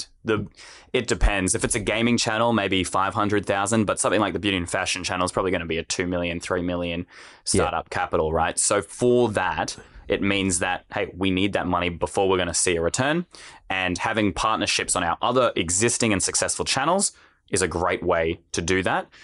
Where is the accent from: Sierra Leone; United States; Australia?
Australia; I'm also an Australian